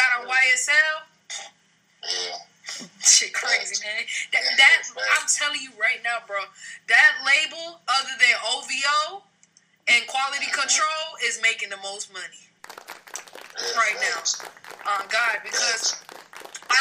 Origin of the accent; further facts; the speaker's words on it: New Jersey, United States; moved away; I'm from Jersey